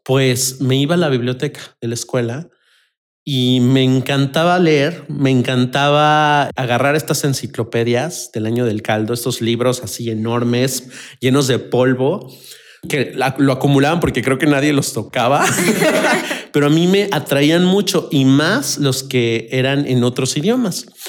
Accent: Mexico City, Mexico; yo soy de la Ciudad de México

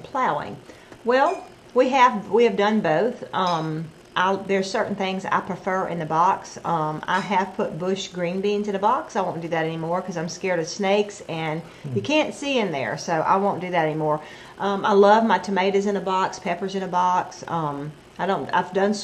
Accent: Brookhaven, Mississippi, United States; we're from Brookhaven

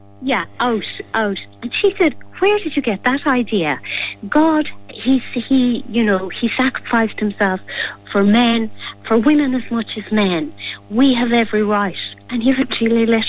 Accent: Tralee, Munster, Ireland; I'm from Tralee in County Kerry, and my parents and my dad in particular used to always tell me stories, local stories

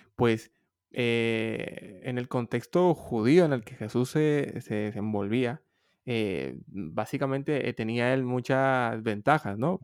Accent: Honduras; moved away as an adult; also born or lived in Madrid, Spain; now in Barcelona, Spain; soy originariamente de Honduras

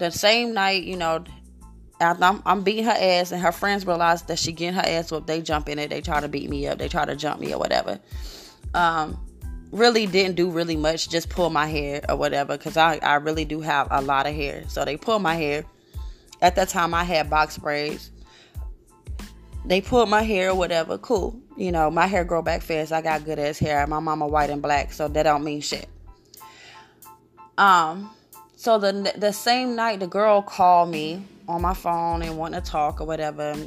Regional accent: Newark, New Jersey, United States; moved away; also born or lived in Brooklyn, New York / Queens, New York; I'm from New Jersey, Newark. I lived in Brooklyn. I lived in Queens.

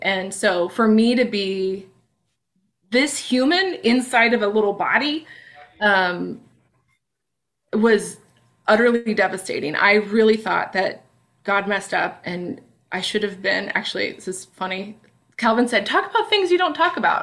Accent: Bellingham, Washington, United States; in Bellingham, in my hometown

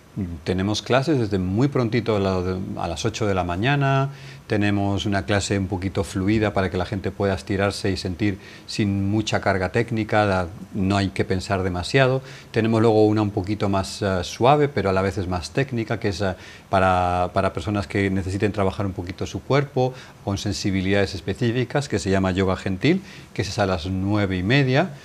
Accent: Valladolid, Castile and León, Spain; moved away as an adult; also born or lived in India; now in Marbella, Spain; tenía una muy buena posición en mi ciudad natal, Valladolid

